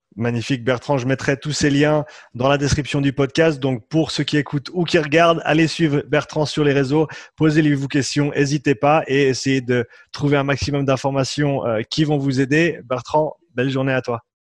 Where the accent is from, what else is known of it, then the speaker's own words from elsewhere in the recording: Switzerland; Je suis suisse. Moitié suisse, moitié irlandais.